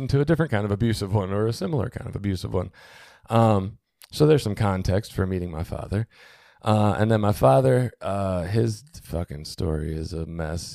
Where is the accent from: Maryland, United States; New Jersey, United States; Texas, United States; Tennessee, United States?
Maryland, United States; Baltimore; I was born in Baltimore City